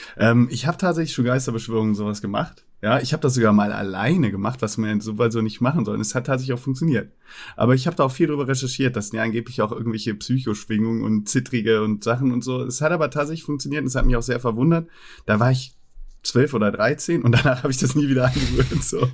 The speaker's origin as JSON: {"language": "German", "town": "Cologne", "region": "North Rhine-Westphalia", "country": "Germany", "tie": "born or raised there", "said": "bei uns in Fühling, wo ich aufgewachsen bin"}